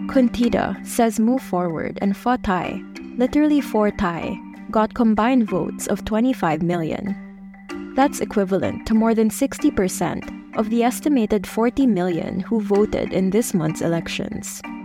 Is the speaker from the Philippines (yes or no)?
yes; Philippines; us as Filipino citizens